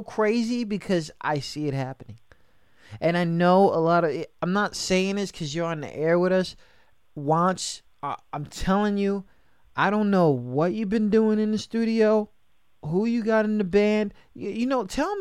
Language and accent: English; New York City, New York, United States; I'm from New York, right? So I'm from the city